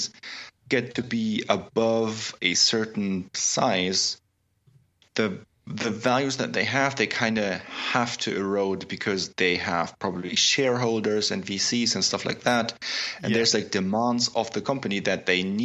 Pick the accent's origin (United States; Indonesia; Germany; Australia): Germany; Augsburg, Bavaria; my hometown of Augsburg, Germany